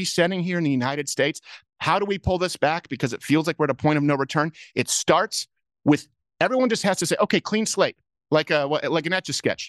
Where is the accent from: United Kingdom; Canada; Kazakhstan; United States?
Canada; moved away; I grew up in Canada